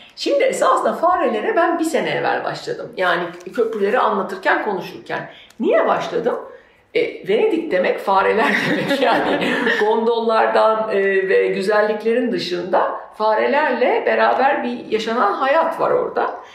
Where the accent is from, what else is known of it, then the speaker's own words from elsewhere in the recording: Söke, Aydın, Turkey; moved away; also born or lived in Istanbul; Benim doğduğum, büyüdüğüm topraklarda ki benim doğduğum, büyüdüğüm yer Söke